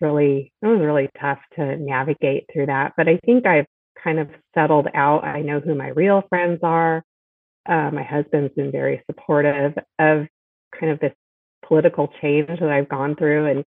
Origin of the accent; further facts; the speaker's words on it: San Diego, California, United States; also born or lived in Chicago / Inland Empire; when I was about four, we came out to San Diego and I lived there for a lot of my childhood growing up